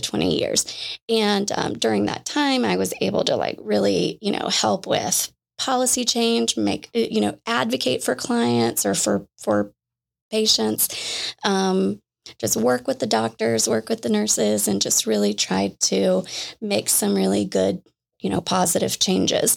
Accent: Jacksonville, Florida, United States; I grew up in Jacksonville, Florida

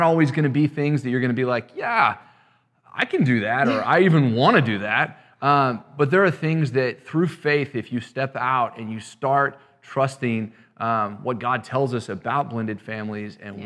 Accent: West Texas, United States; I'm originally from West Texas, too

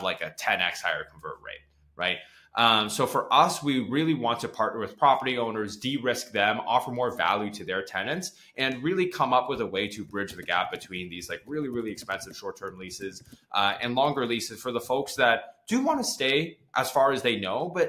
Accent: Toronto, Ontario, Canada; I grew up in Toronto

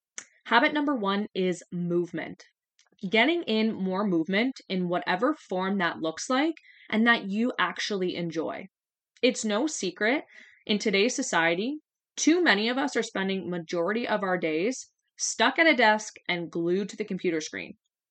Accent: Ontario, Canada; And I'm from Southwestern Ontario, and right now it feels like minus 20 outside

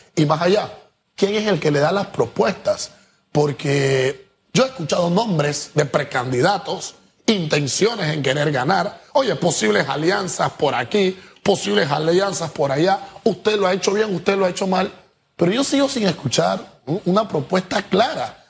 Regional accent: Panama; yo como panameño, amante a mi, a mi república

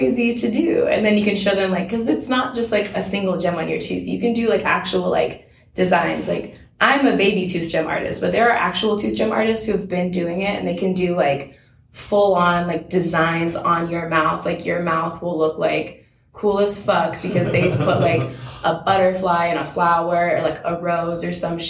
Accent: Washington, United States; now in Seattle, United States; I grew up in Washington, but I grew up in, like, in a much smaller town

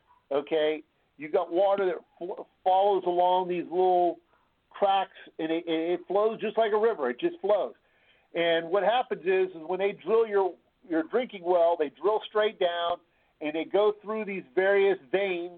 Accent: South Carolina, United States; now in Ohio, United States; I grew up in South Carolina, so I'm a transplant here to Ohio.

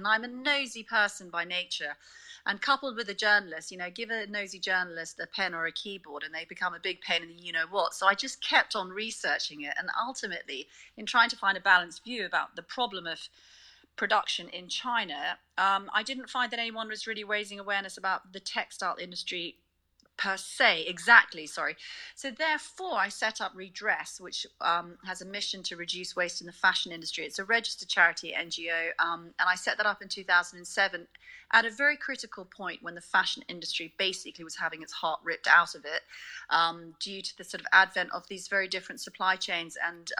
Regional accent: South Africa; also born or lived in United Kingdom; now in Hong Kong; how I was raised in South Africa

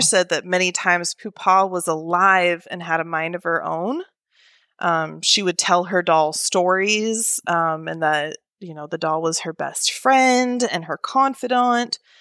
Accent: Oregon, United States; moved away as an adult; now in Alabama, United States; initially born and raised in Oregon

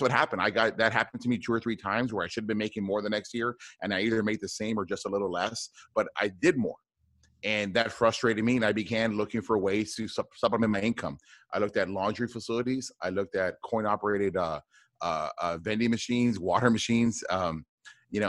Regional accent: South Texas, United States; I grew up in South Texas, a border town, about maybe 20 minutes from the border between the United States and Mexico.

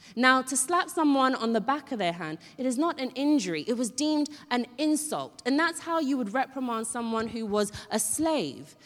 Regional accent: Ghana; moved away; I grew up in Ghana

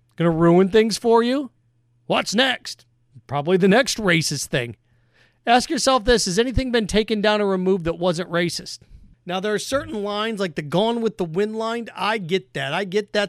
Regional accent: Indiana, United States; I grew up in Indiana

